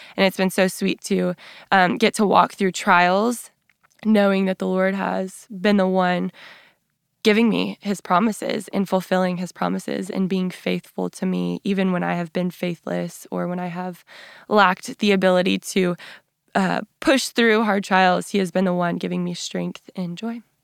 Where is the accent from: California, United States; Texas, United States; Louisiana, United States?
Texas, United States; West; So I grew up in West Texas